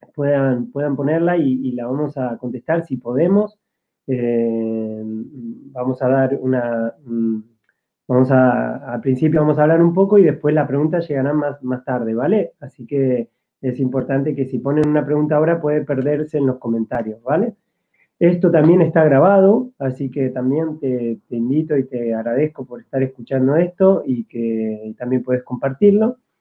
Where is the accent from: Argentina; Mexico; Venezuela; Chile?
Argentina; moved away as an adult; now in Spain; yo soy argentino